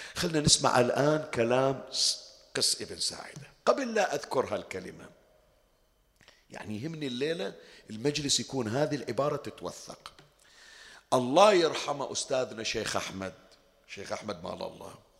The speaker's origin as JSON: {"language": "Arabic", "country": "Bahrain", "said": "عندنا في البحرين"}